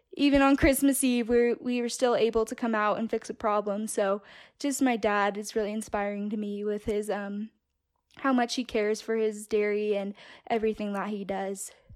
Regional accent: California, United States; moved away as an adult; now in Castleford, United States; I'm originally from California. I was born and raised there, and my parents had a dairy farm in the Central Valley

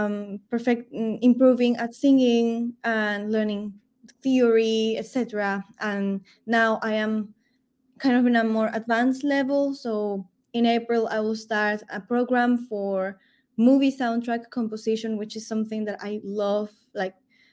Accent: Peru; I am from Peru at origin, and we love having music everywhere

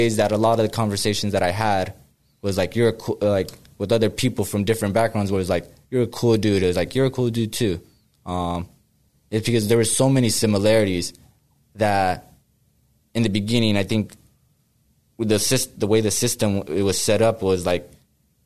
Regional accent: Riverside, California, United States; moved away as an adult; now in Sacramento, United States; I'm from, you know, Riverside. I'm from Southern California. I basically grew up around all the, you know, the Southern Hispanic kind of culture

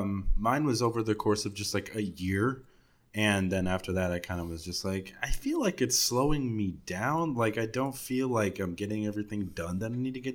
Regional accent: Dallas, Texas, United States; But yeah, no, I'm from Dallas, man. I'm definitely from Dallas.

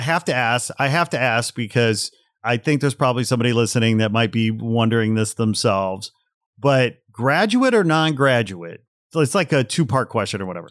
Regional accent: Portage, Indiana, United States; moved away; also born or lived in Gary, Indiana; I grew up in Portage, Indiana. So I was born in Gary

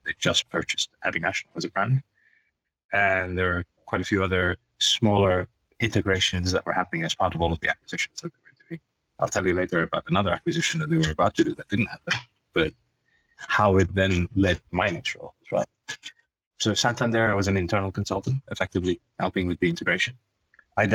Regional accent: Tanzania; moved away; I'm originally East African Asian. So I was born in Tanzania

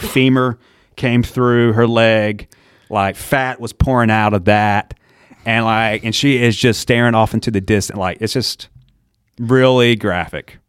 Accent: Ayden, North Carolina, United States; moved away as an adult; also born or lived in Birmingham, Alabama; now in Chapel Hill, United States; all my life, Greenville, I think there was two months of my life actually moved down to Alabama.

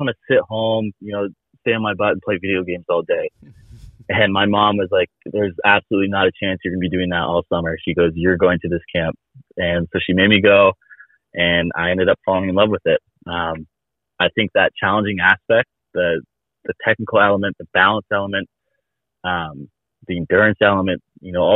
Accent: Gig Harbor, Washington, United States; I'm from Gig Harbor

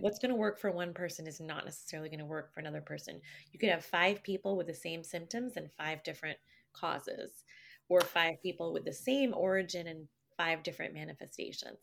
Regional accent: Canada; I'm not from here. I'm, no, I'm Canadian

